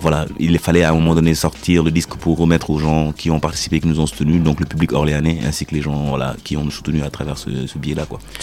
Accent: Senegal; je suis sénégalais

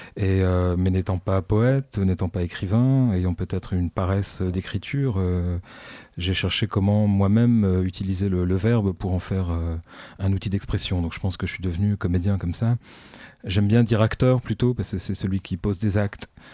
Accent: Ch'ti, Hauts-de-France, France; now in Lille, France; je suis un ch'ti, donc bienvenue chez les ch'tis aussi

